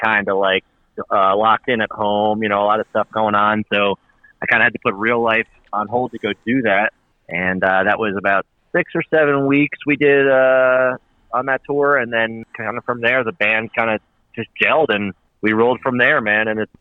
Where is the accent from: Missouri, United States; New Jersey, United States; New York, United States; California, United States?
New Jersey, United States; also born or lived in Pennsylvania / Philadelphia; I grew up in Jersey, and my mom's side of the family actually moved to Pennsylvania, so I kind of was split between the two